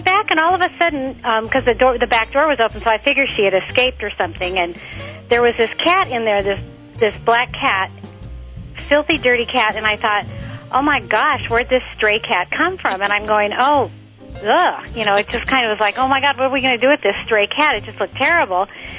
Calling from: Torrance, California, United States; Torrance, California.

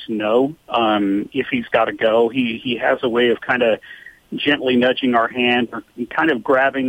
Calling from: Alpine, California, United States; Alpine, California.

